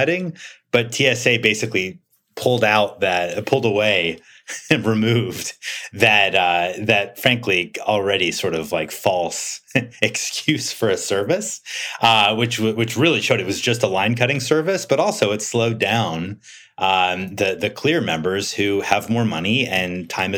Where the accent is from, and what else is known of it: United States